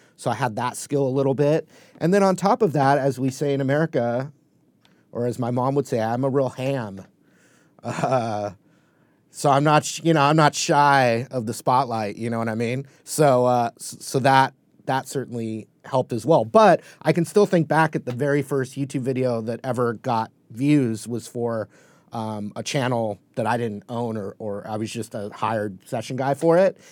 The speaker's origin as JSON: {"language": "English", "town": "Newport Beach", "region": "California", "country": "United States", "tie": "born or raised there", "said": "where I grew up in Newport Beach, California"}